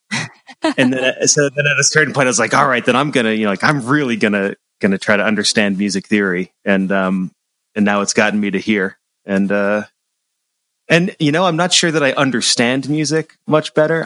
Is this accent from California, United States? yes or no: no; Central Massachusetts, United States; moved away as an adult; now in Ann Arbor, United States; I'm from Central Massachusetts